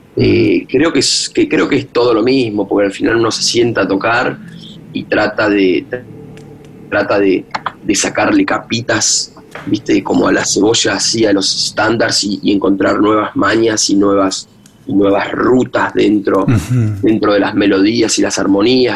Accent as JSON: {"language": "Spanish", "country": "Argentina", "also_born_or_lived": "Boston", "moved": "as an adult", "said": "estaba en Argentina"}